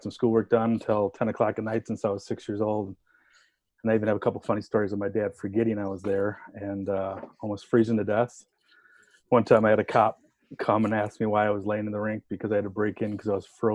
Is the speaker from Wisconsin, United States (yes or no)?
yes; Eagle River, Wisconsin, United States; I grew up here in Eagle River